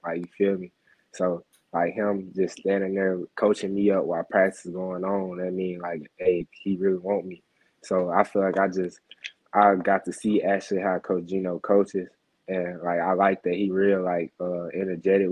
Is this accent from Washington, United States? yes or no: no; Mississippi, United States; I'm from Mississippi